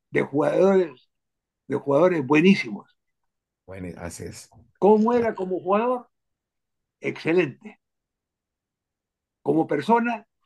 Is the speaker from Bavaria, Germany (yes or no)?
no; Berlin, Germany; born there; Me ha dado oportunidad de recordar que yo nací en Alemania, en Berlín, justamente porque mi padre estaba allá